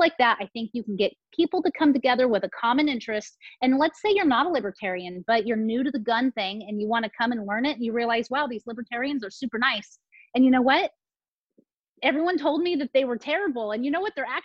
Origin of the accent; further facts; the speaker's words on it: San Diego, California, United States; also born or lived in Placer County, California; I grew up in San Diego with a military family